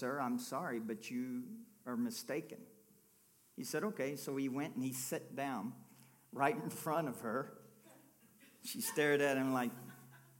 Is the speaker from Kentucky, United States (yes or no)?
yes; Kentucky, United States; I'm from Kentucky